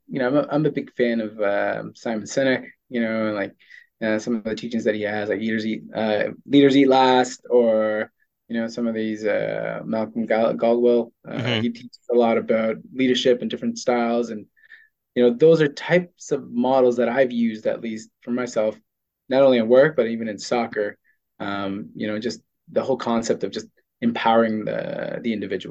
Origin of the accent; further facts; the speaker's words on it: Toronto, Ontario, Canada; also born or lived in South America; now in Ottawa, Canada; I grew up in Toronto more than anything else